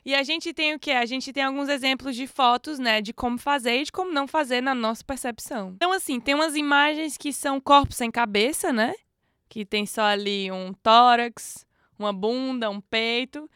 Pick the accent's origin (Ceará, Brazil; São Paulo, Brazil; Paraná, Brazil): Ceará, Brazil; now in Portugal; você vem do Ceará que é onde tem lá na descrição de onde eu venho